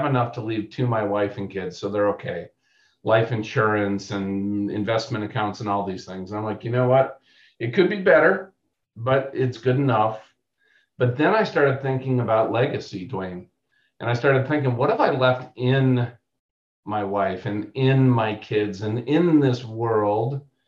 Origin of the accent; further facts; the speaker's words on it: Alabama, United States; I was down there from Alabama.